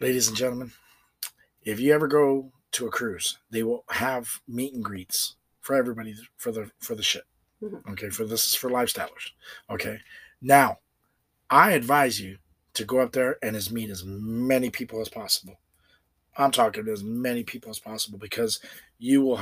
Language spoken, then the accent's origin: English; Ohio, United States; I'm from Ohio.